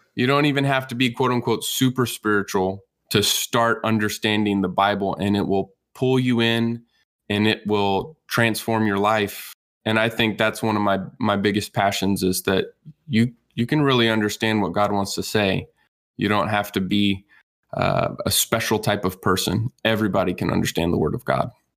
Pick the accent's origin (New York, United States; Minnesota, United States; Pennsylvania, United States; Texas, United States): Texas, United States; I grew up in Texas